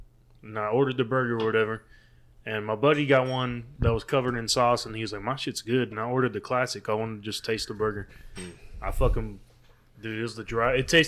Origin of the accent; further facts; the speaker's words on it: Houston, Texas, United States; hey, man, we're from Houston.